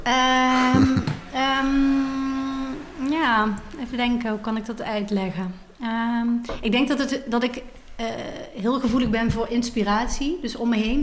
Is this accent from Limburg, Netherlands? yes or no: yes; Maastricht, Limburg, Netherlands; moved away as an adult; now in Amsterdam, Netherlands; oorspronkelijk ben ik ben geboren in Maastricht en daar ben ik ook opgegroeid.